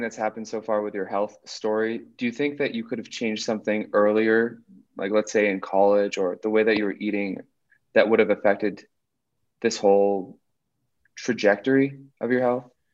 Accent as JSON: {"language": "English", "region": "New Hampshire", "country": "United States", "tie": "born or raised there", "also_born_or_lived": "South America", "moved": "as an adult", "said": "Growing up in New Hampshire"}